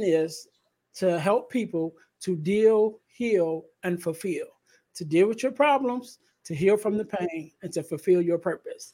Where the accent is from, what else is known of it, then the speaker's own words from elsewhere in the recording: Chicago, Illinois, United States; I'm in the area, because I'm from Chicago